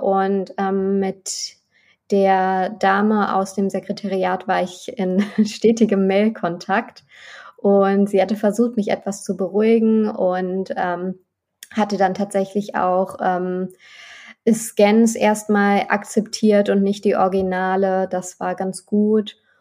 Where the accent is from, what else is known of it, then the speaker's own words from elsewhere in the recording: North Rhine-Westphalia, Germany; Ich wollte einfach näher nach Nordrhein-Westfalen in meine Heimat zurück